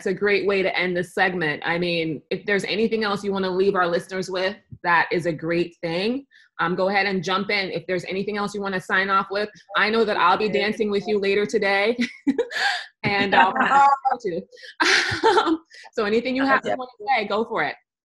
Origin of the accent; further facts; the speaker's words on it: Jamaica; I'm Jamaican.